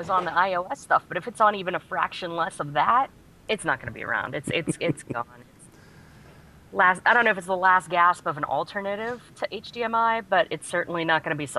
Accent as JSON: {"language": "English", "town": "Pittsburgh", "region": "Pennsylvania", "country": "United States", "said": "I'm a girl from Pittsburgh that's an Android user, and to me, Thunderbolt's just that cool roller coaster at Kennywood."}